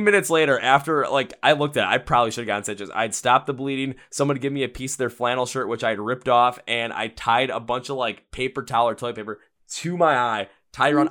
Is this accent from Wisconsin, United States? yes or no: yes; Milwaukee, Wisconsin, United States; I'm from Milwaukee, Wisconsin.